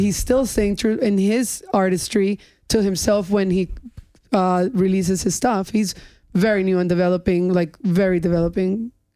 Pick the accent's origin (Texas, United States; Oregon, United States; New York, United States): New York, United States; North Shore, Long Island; also born or lived in Spain / Colombia / Miami; I grew up in the North Shore and I grew up with those beaches